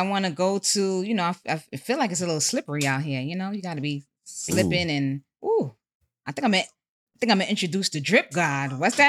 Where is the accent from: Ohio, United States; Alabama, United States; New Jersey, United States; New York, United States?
New York, United States; New York City; It's your girl … You know I hail from Co-op City, Section 5.